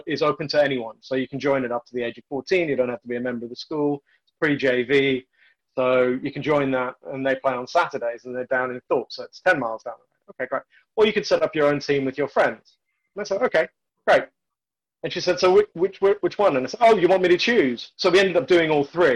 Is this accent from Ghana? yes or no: no; South Africa; I was born in South Africa, into apartheid South Africa